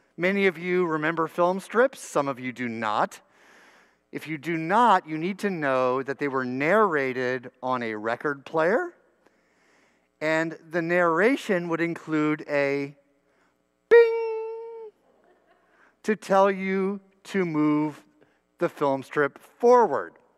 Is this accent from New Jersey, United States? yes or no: yes; New Brunswick, New Jersey, United States; my church school education growing up in New Brunswick, New Jersey